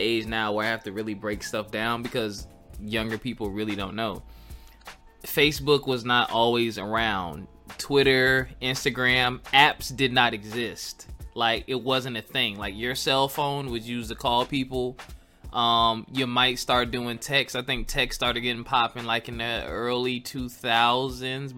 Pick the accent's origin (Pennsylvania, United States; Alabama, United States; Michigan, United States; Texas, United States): Pennsylvania, United States; Philadelphia; I was growing up in Philly around my adolescent dating time